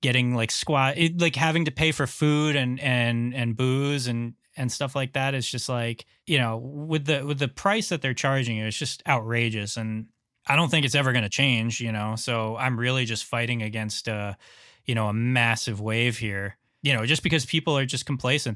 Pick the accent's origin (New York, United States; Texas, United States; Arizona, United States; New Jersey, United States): New York, United States; New York? That's where I'm from